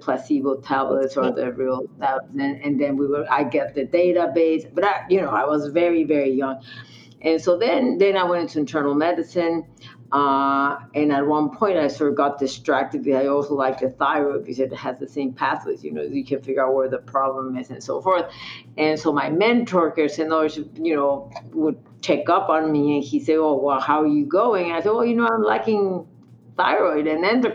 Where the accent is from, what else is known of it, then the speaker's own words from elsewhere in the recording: Mexico; moved away as an adult; I'm from Mexico. Also, all my studies, including medical school, internship, and residency, were all in Mexico.